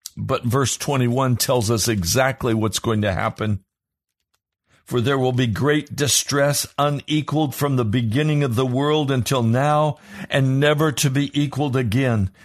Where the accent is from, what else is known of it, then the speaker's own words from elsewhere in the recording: United States; I shudder as an American